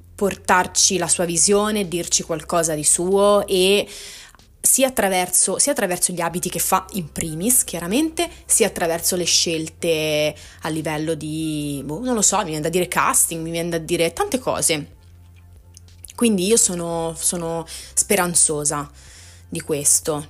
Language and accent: Italian; Tuscany, Italy; io sono toscana